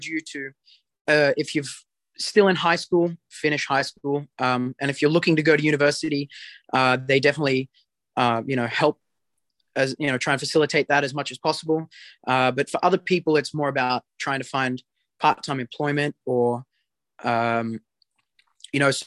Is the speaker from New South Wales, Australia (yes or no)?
yes; New South Wales, Australia; moved away as an adult; also born or lived in Sydney, Australia; now in College Station, United States; I come from New South Wales. I train in Sydney